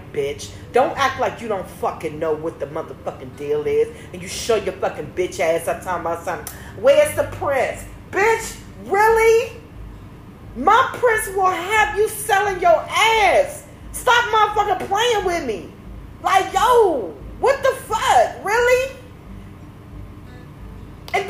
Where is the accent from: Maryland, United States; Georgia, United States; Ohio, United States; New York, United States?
Maryland, United States; I'm from Maryland.